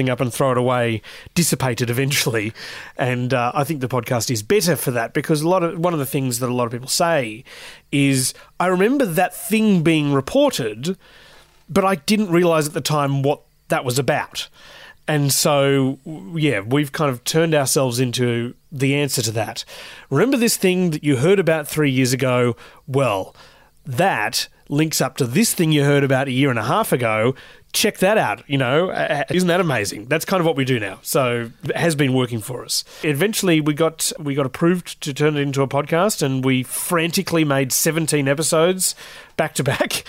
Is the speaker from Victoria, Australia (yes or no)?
no; Newcastle, New South Wales, Australia; moved away as an adult; also born or lived in Sydney; I'm from Newcastle in New South Wales, and I got my start in radio at the ABC there. Moved to Sydney in 2012